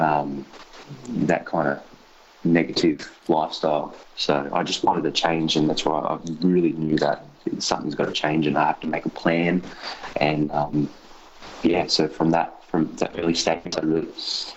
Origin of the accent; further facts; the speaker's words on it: Sydney, New South Wales, Australia; growing up in Western Sydney was a pretty crazy experience. I grew up in Mount Druitt, and even worse, I grew up in a suburb called Wilmot